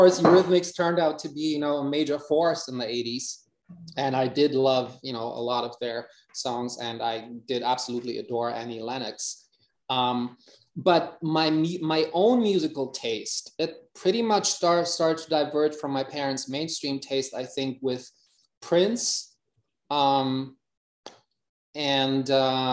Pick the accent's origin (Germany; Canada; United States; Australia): Germany; Hamburg; English is a second language; life in Hamburg, which I at that point did not like too much